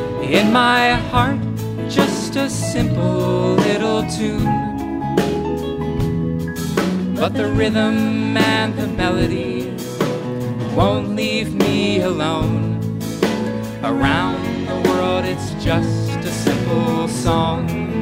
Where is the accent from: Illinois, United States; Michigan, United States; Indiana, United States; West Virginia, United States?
West Virginia, United States; Charleston; We're at the Culture Center in downtown Charleston today, the home of Mountain Stage, and also my hometown.